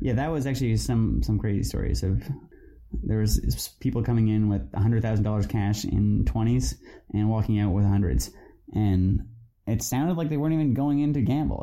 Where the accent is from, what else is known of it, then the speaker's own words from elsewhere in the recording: British Columbia, Canada; we, as British Columbians